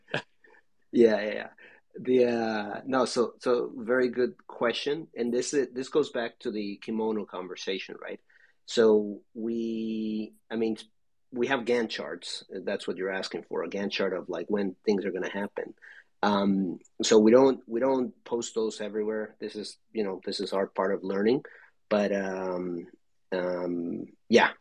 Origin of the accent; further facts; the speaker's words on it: Mexico; I'm from Mexico